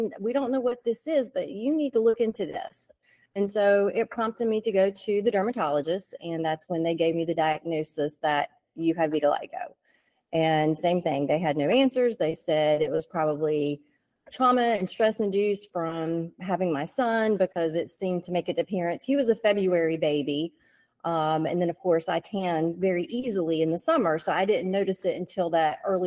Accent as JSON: {"language": "English", "town": "Richlands", "region": "North Carolina", "country": "United States", "moved": "yes", "lives_now": "Raleigh, United States", "said": "I'm actually from Eastern North Carolina, but I've lived up here in the Raleigh area for a little over 20 years"}